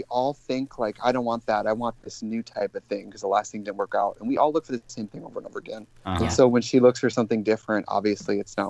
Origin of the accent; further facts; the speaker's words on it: Wisconsin, United States; I know I'm from Wisconsin.